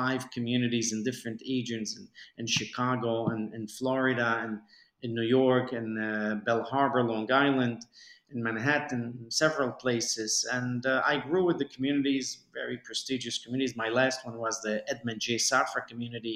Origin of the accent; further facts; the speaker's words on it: Mexico; moved away as an adult; also born or lived in Beirut, Lebanon / United States; now in United Arab Emirates; I grew up in Mexico until the age of 18. Then I moved to the United States to study.